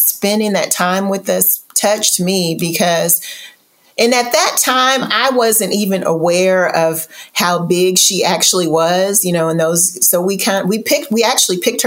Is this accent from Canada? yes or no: no; Louisville, Kentucky, United States; now in Houston, United States; I'm originally from Louisville, Kentucky, and my family never traveled.